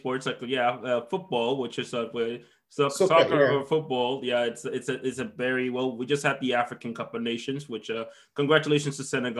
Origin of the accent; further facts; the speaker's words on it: Dominican Republic; moved away; I'm from the Dominican Republic